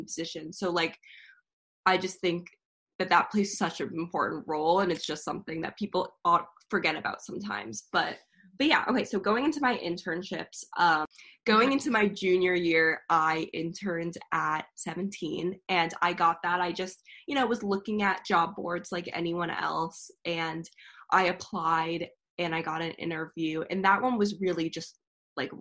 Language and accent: English; Connecticut, United States; moved away as an adult; also born or lived in Chicago; now in New York City, United States; I am from Connecticut originally, a very small town.